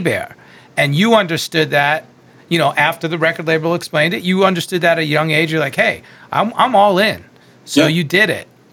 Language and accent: English; Long Island, New York, United States; I'm from Long Island, or as I say, Strong Island